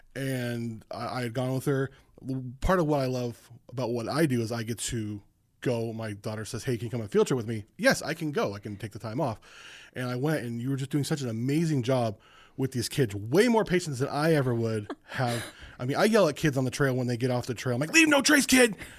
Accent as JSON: {"language": "English", "town": "Los Angeles", "region": "California", "country": "United States", "tie": "born or raised there", "also_born_or_lived": "Las Vegas, Nevada", "said": "I grew up near Los Angeles and around Las Vegas"}